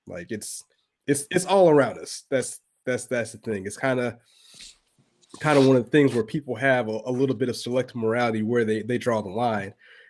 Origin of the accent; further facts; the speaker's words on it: Augusta, Georgia, United States; I am from Augusta, Georgia